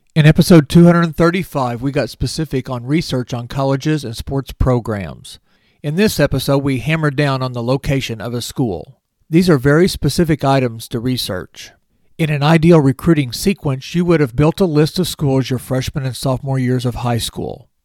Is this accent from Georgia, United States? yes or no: no; near Springfield, Missouri, United States; Missouri State's campus is just fifteen miles from my hometown